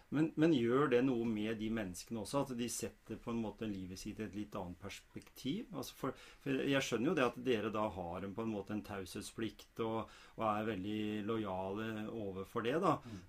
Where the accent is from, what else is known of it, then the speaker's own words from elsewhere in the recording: Norway; oss, da, vanlige fødte nordmenn